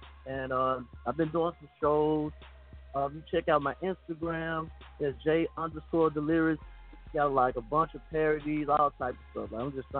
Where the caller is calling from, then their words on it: Memphis, Tennessee, United States; Hey, this is your boy … calling from Memphis, Tennessee.